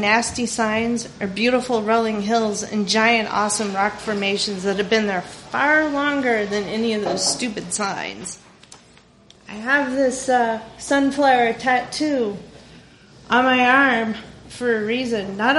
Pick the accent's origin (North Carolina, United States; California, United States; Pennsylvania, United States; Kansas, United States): Kansas, United States; Overland Park; also born or lived in Hays, Kansas; I was born in Hays, Kansas, which is literally smack dab in the middle of the state, a tiny, small German Catholic farm town where everybody knows everyone, which is both a blessing and a curse. And later on, we moved to Overland Park, Kansas, which is a suburb of Kansas City, Missouri.